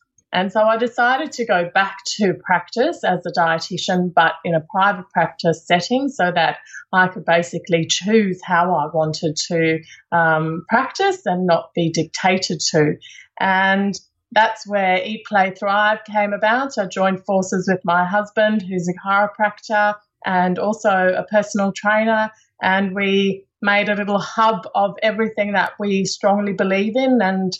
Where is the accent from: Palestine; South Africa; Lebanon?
South Africa; accent: South African; So you might hear a little bit in my accent that I grew up in South Africa.